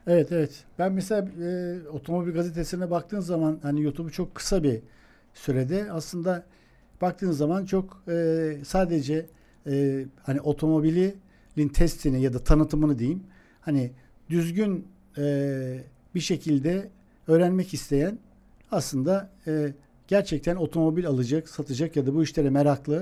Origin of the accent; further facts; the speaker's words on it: Eskişehir, Turkey; Eskişehirliyim ben